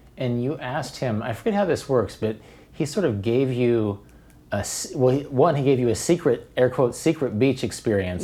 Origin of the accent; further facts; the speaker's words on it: Wichita, Kansas, United States; I grew up in Wichita with Cowtown